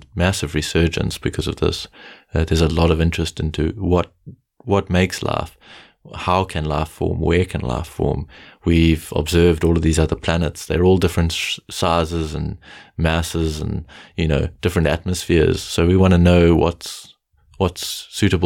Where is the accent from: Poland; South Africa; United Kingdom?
South Africa; As a South African, I call them game drives